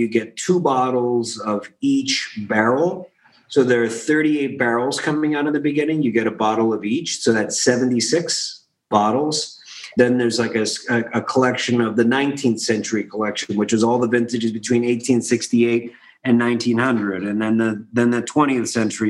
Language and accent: English; Philadelphia, Pennsylvania, United States; I grew up in Philadelphia, and I was a kid in the 80s, and I was watching a city crumbling around me